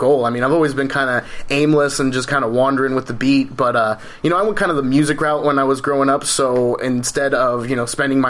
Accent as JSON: {"language": "English", "town": "Simi Valley", "region": "California", "country": "United States", "tie": "born or raised there", "said": "I'm from Simi Valley, you know, been there almost for my entire life"}